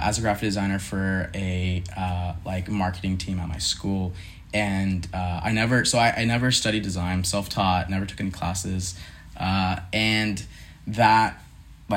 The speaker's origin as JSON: {"language": "English", "country": "Philippines", "tie": "born or raised there", "moved": "yes", "lives_now": "Lynchburg, United States", "said": "So I grew up in the Philippines, Asian household"}